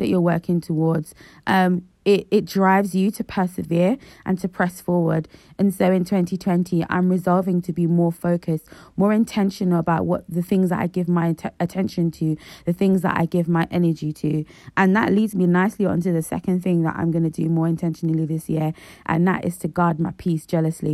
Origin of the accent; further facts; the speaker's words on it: Nigeria; the Nigerian in me